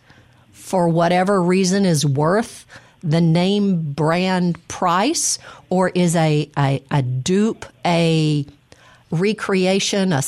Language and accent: English; Mississippi, United States; I'm from Mississippi